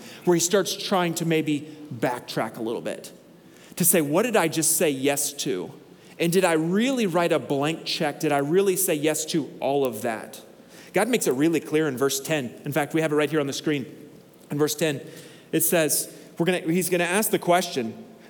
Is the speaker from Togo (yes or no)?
yes; Northern Togo, Togo; When I grew up in Togo, and so I grew up in northern Togo, which is arid half the year and pretty tropical the other half of the year.